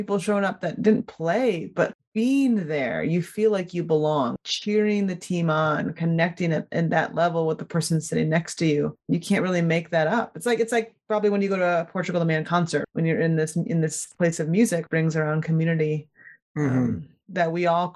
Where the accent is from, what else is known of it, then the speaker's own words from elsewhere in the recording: Iowa, United States; I grew up in Iowa